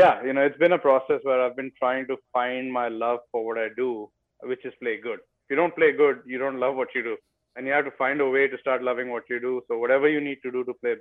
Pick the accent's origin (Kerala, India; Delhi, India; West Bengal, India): West Bengal, India; moved away as an adult; now in United States; I grew up in India learning in a very old school fashion